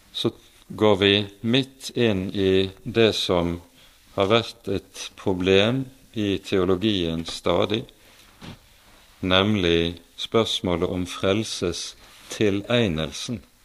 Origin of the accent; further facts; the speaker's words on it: Bergen, Vestland, Norway; Bergenshallen hjemme i Bergen